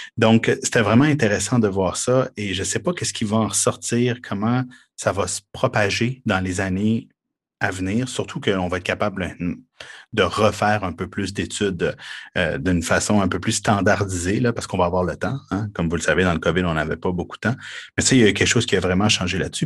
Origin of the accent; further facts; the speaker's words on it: Quebec, Canada; chez nous au Québec